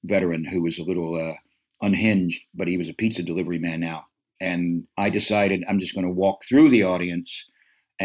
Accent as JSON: {"language": "English", "region": "the South", "country": "United States", "tie": "born or raised there", "said": "so many of my marginal relatives that I grew up with in the South, the ones, you know, coming out of the woods in North Carolina and Kentucky"}